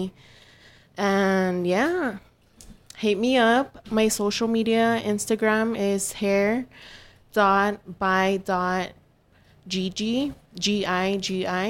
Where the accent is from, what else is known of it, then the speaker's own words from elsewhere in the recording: New York, United States; I'm from New York.